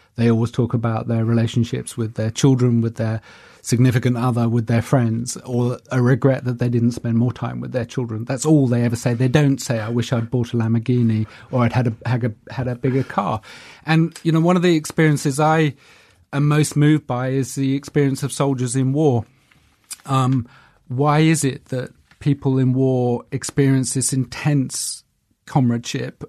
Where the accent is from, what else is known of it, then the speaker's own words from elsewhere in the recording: London, United Kingdom; also born or lived in New York; I was from South London